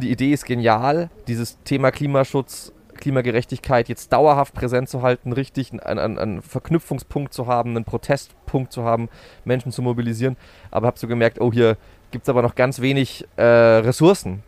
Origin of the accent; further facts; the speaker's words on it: Berching, Bavaria, Germany; moved away as an adult; also born or lived in Dresden / Würzburg; ich bin äh, in Dresden geboren, kurz vor der Wende mit meiner Familie Ausreiseantrag gewilligt bekommen und nach äh, Neumarkt in der Oberpfalz gezogen oder daneben nach Berching und bin dort äh, zum, aufs Gymi gegangen